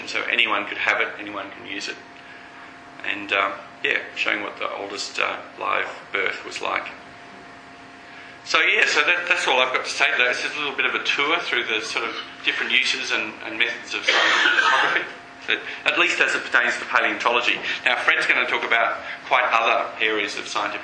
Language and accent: English; Melbourne, Victoria, Australia; moved away; I grew up in Melbourne and I used to collect fossil sharks deep down at Beaumaris